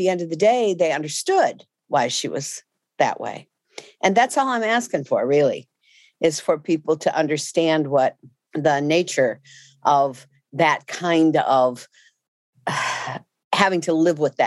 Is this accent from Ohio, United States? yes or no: no; Chicago, Illinois, United States; I grew up in Chicago, on the west side of Chicago